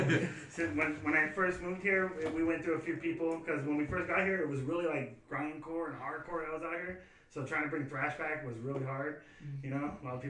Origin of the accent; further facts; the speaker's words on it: California, United States; The band started, I had a project, I'm from California. So when I was in California, I had a project out there with a buddy of mine named Robert Perez.